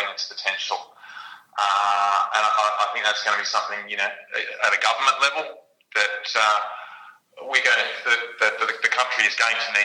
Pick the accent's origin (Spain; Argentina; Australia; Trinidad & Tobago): Australia; Australians. We're in a pretty ingenious bunch